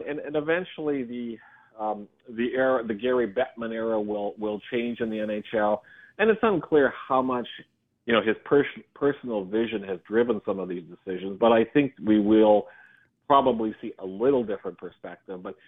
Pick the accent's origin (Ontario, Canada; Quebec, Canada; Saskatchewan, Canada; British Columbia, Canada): Saskatchewan, Canada; Regina; my hometown team, the Regina Pats.